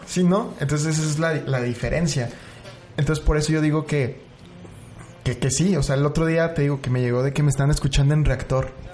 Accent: Mexico City, Mexico; now in Chihuahua, Mexico; ya soy el fotógrafo de Chihuahua, pero soy chilango

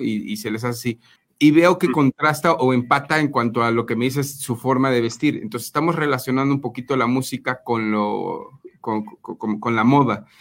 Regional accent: Mexico; como mexicanos

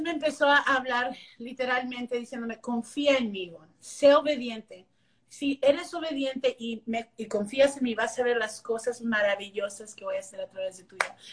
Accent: Las Milpas, Texas, United States; first language English; Spanish is a second language; also born or lived in McAllen, Texas; now in Dallas, United States; nací en McAllen, pero crecí en un pueblito que se llama Las Milpas, Texas

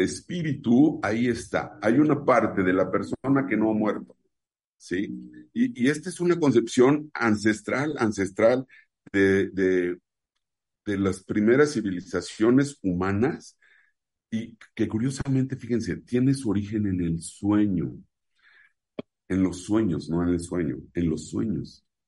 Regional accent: Mexico; en mi país, en México

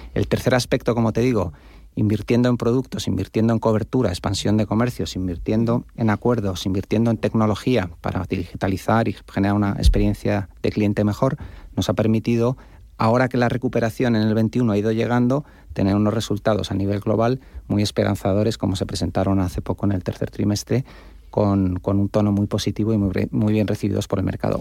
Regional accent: Spain; como españoles

